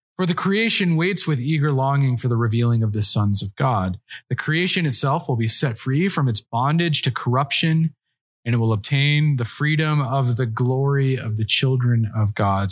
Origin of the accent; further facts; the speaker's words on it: Colorado, United States; I'm from Colorado